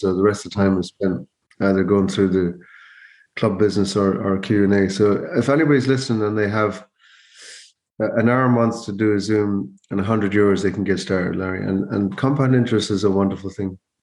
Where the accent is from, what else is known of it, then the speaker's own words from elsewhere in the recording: Mayo, Connacht, Ireland; moved away as an adult; now in Donegal, Ireland; I'm originally from Mayo, but I live in Donegal